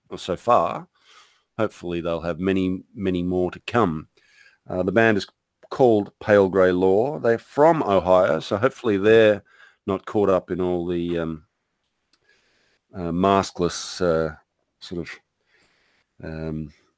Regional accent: Victoria, Australia; my home state of Victoria, is now in complete lockdown. I'm in regional Victoria

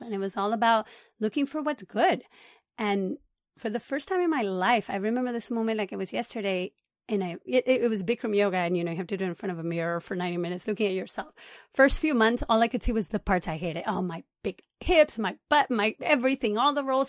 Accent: Puerto Rico; moved away as an adult; also born or lived in Boston / California; now in Los Angeles, United States; I was born in Puerto Rico, and I lived there until I went to college.

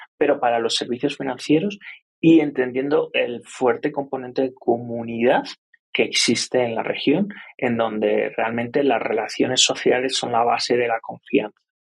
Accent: Spain; moved away as an adult; now in Colombia; yo soy español

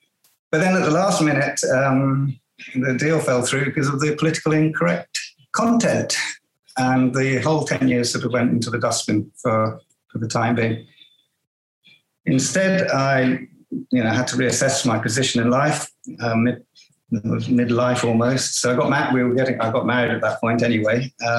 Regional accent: Buckinghamshire, South East England, United Kingdom; moved away as an adult; also born or lived in Jamaica / London; now in Mexico; Born in Jamaica to a British father and Mexican mother, strangely enough. I grew up in England, in Buckinghamshire.

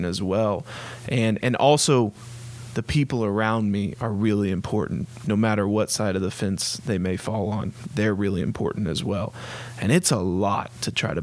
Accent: Oklahoma City, Oklahoma, United States; in Oklahoma City, Oklahoma

